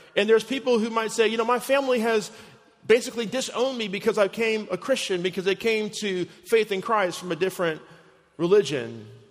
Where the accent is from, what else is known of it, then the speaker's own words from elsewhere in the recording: Chicago, Illinois, United States; my hometown of Chicago